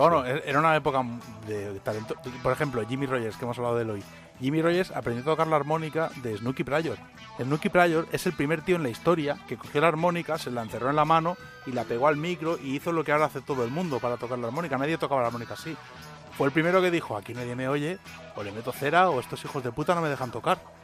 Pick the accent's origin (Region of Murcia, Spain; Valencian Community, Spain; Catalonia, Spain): Catalonia, Spain; yo crecí en Cataluña